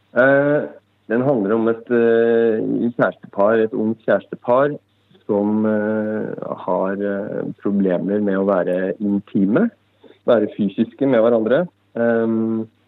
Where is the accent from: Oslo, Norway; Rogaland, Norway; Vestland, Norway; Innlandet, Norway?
Innlandet, Norway; Brumunddal; also born or lived in Lillehammer; selv er jeg jo fra Brumunddal, en knøttliten by tre kvarter fra Lillehammer